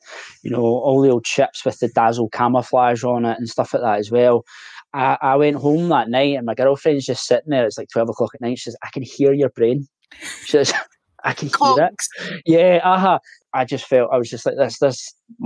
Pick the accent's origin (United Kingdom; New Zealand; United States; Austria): United Kingdom; Glasgow, Scotland; I'm originally from Glasgow